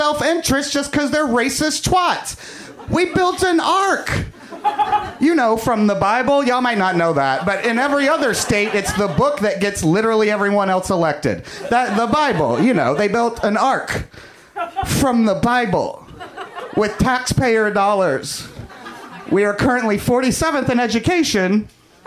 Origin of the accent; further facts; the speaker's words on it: Kentucky, United States; now in Los Angeles, United States; growing up in Kentucky